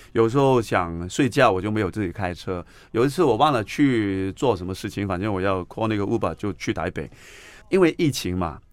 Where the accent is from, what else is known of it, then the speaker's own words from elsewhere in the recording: Hong Kong; accent: Hong Kong; first language Cantonese; Chinese is a second language; moved away as an adult; now in Taiwan; 我也是从香港来的